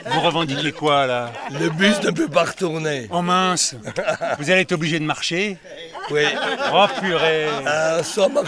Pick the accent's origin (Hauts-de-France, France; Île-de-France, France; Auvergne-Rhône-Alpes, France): Île-de-France, France; Paris; Moi, je viens de Paris, madame.